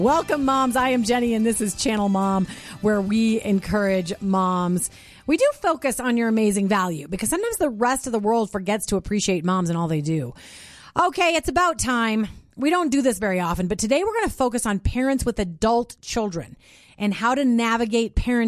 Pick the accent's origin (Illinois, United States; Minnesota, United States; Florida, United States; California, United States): Minnesota, United States; now in Colorado, United States; I live up in the mountains in Colorado. And I grew up in Minnesota